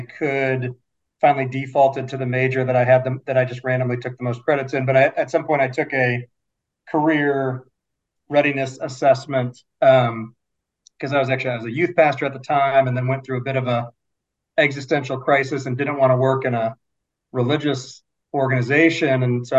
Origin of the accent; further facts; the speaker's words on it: Michigan, United States; moved away; So I'm a Michigan guy. I grew up in Michigan for 20 years.